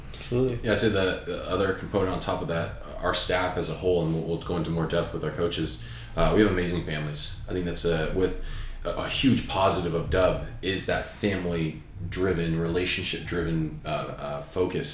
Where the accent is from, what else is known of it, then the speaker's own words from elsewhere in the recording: Southern California, United States; I grew up in Southern California